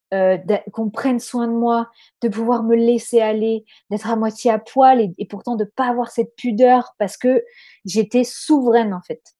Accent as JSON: {"language": "French", "region": "Corsica", "country": "France", "moved": "yes", "lives_now": "Australia", "said": "on est de Corse"}